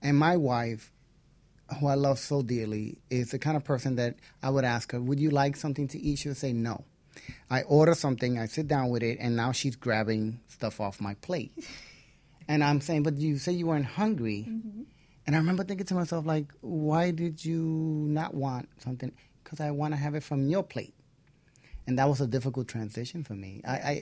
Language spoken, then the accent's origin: English; New York City, New York, United States; also born or lived in Queens; I'm from the Bronx